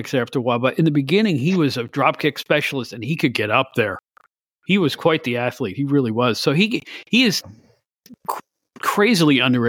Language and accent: English; Albany, New York, United States; I'm from the Albany area.